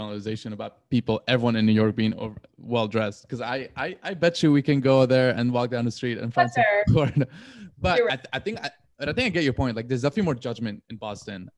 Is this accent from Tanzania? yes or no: no; Syria; now in United States; I grew up in Syria